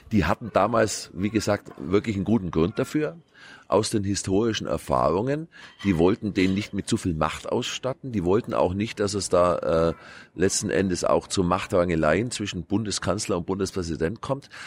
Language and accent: German; Kempten, Bavaria, Germany; Ich komme aus Kempten im Allgäu, also äußerster südlicher Rand der Republik